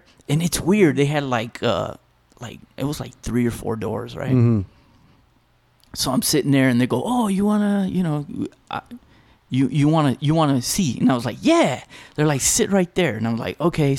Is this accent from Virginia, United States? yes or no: no; El Paso, Texas, United States; I'm from El Paso